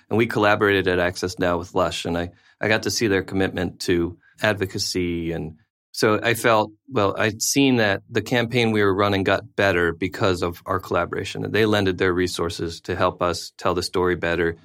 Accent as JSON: {"language": "English", "country": "United States", "also_born_or_lived": "South Africa", "said": "being American abroad during the George W. Bush presidency"}